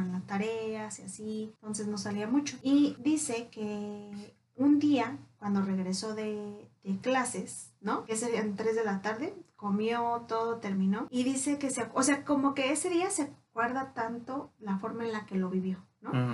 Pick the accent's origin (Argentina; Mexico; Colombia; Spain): Mexico; nosotros como, como cultura mexicana